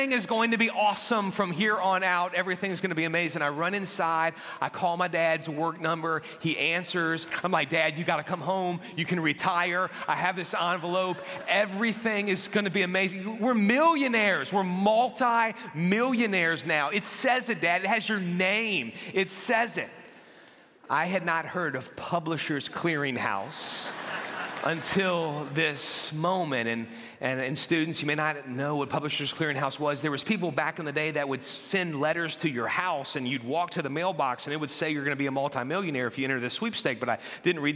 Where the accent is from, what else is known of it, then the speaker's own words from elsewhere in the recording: New Orleans, Louisiana, United States; I grew up in the New Orleans area